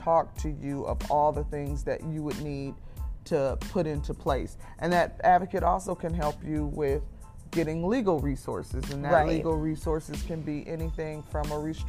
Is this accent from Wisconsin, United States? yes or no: yes; Milwaukee, Wisconsin, United States; We're from Milwaukee, Wisconsin